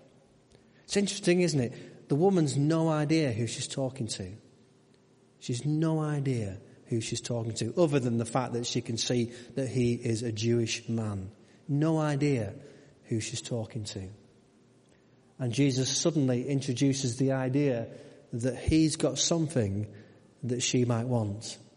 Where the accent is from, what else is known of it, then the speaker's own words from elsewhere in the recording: United Kingdom; We're very British. We don't like to sit with other people